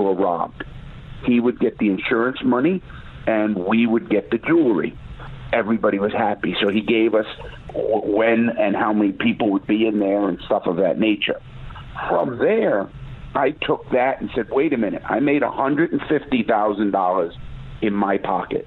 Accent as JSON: {"language": "English", "town": "New York City", "region": "New York", "country": "United States", "tie": "born or raised there", "said": "I grew up in the Bronx. In Brooklyn, New York, and in New York City"}